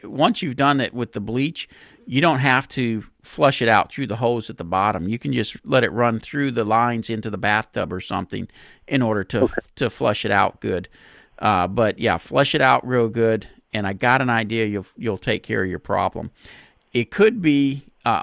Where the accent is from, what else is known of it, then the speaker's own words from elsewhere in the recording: Pasadena, Texas, United States; my hometown of Pasadena